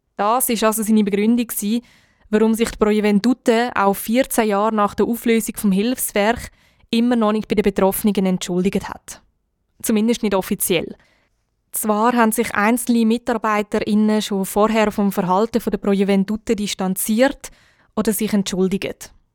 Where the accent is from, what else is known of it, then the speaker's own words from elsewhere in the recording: Switzerland; bei uns in der Schweiz